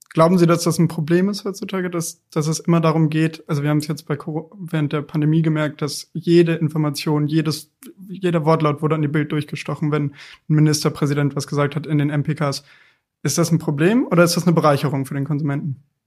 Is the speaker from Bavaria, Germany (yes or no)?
yes; Munich, Bavaria, Germany; sind wir alle drei Münchner